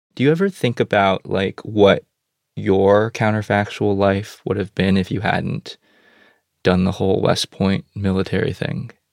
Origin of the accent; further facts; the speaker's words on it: China; now in United States; I was born in China during the one child era. My sister was born here in the US after we moved here